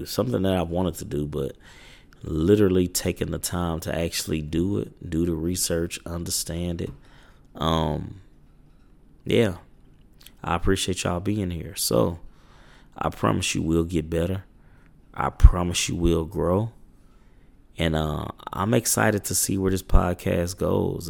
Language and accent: English; Little Rock, Arkansas, United States; I'm from Little Rock, Arkansas.